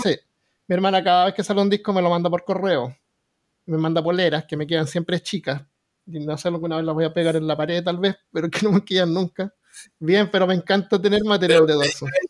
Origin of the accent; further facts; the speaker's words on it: Chile; now in Alabama, United States; soy chileno